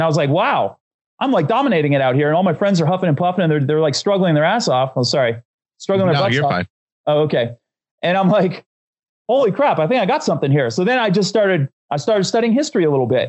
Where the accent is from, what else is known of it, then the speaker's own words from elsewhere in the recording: Northeast Pennsylvania, United States; I grew up in Northeast Pennsylvania